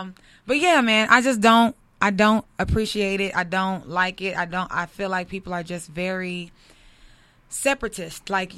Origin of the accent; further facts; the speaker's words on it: Compton, California, United States; I'm from Compton, baby.